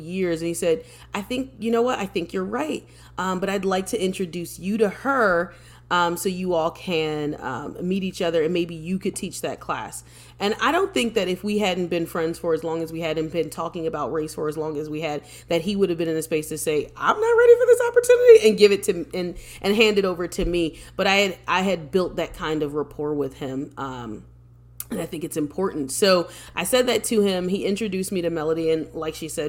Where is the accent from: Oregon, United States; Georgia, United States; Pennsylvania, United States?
Pennsylvania, United States; Philadelphia; I'm originally from Philadelphia. I'm living outside of Philadelphia right now. But I'm originally from Philadelphia. I'm a Philadelphia girl